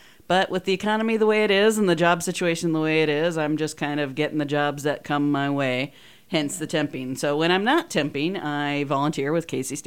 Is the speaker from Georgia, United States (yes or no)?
no; Sullivan, Missouri, United States; moved away as an adult; now in Kansas City, United States; Well, growing up in Sullivan, my grandmother was always taking me to the Muni in St. Louis